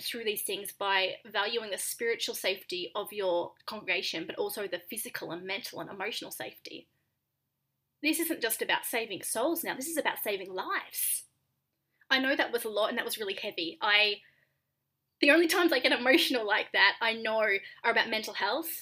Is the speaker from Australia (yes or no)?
yes; Australia; now in United States; I'm Australian